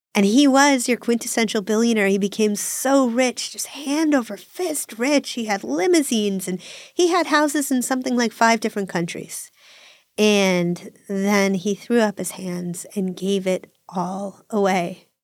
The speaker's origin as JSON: {"language": "English", "region": "Northeast", "country": "United States", "said": "I'm a lesbian from the Northeast"}